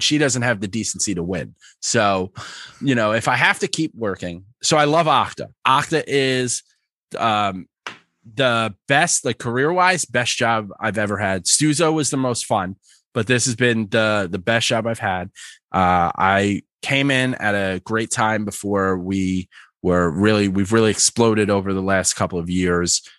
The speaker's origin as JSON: {"language": "English", "region": "New York", "country": "United States", "tie": "born or raised there", "also_born_or_lived": "Philadelphia", "said": "born and raised in New York, spent a lot of time in Philly, very northeast"}